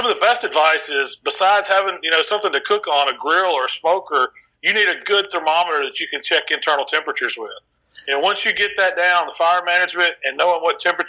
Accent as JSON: {"language": "English", "area": "the South", "region": "Mississippi", "country": "United States", "said": "we're from the South, and our families, both of our families are, you know, centric around the kitchen"}